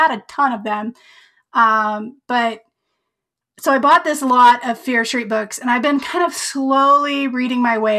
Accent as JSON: {"language": "English", "region": "Colorado", "country": "United States", "said": "I'm from Colorado"}